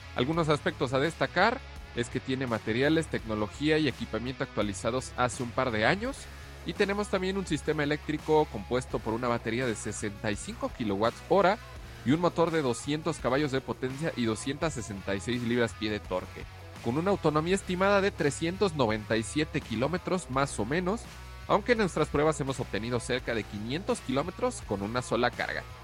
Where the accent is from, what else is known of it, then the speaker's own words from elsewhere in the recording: near Toluca, State of Mexico, Mexico; aquí en Toluca, en el Estado de México, casi casi en mi pueblo